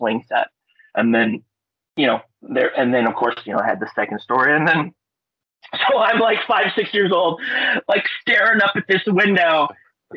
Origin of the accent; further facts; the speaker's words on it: Palmer, Alaska, United States; I'm from Palmer, Alaska